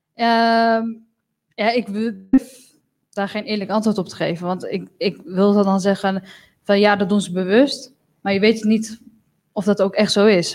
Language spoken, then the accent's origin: Dutch; Netherlands; als je hier geboren bent, ik ben dan ook Europees. Ik ben ook een Nederlander.